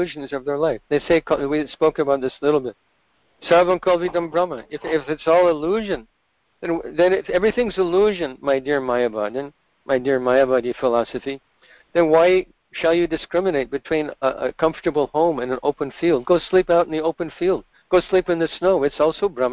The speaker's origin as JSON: {"language": "English", "region": "Oregon", "country": "United States", "tie": "born or raised there", "said": "I grew up in Oregon"}